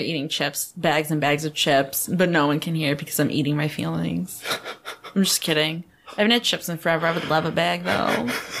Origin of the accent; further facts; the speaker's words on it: New York, United States; But we're west. We are Western New York.